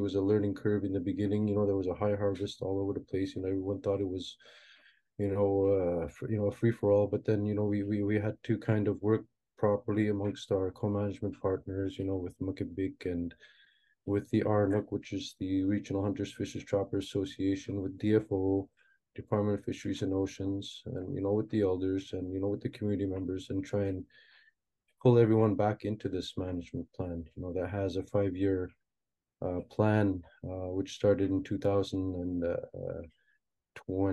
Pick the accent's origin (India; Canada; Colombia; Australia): Canada; Inukjuak, Quebec; also born or lived in Moose Factory, Ontario; brought up here in Inuktitut, and I've done most of my schooling here